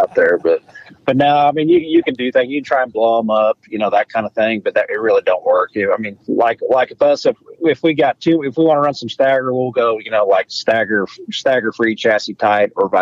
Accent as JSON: {"language": "English", "region": "Oklahoma", "country": "United States", "said": "we're from Oklahoma, and football is everything in Oklahoma."}